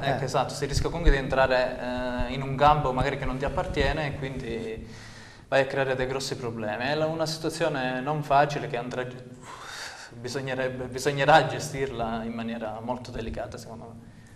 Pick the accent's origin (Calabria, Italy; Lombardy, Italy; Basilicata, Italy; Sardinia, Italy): Calabria, Italy; Santa Sofia d'Epiro; un paese come Santa Sofia dove io comunque ci abito da, da parecchi anni oramai, voglio dire, ci sono nato, ci sono cresciuto